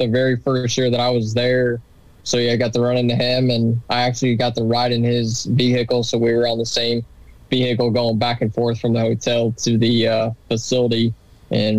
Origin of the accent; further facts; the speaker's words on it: Cincinnati, Ohio, United States; moved away; also born or lived in Kentucky; I'm originally from Cincinnati. But I coach at a school in Kentucky.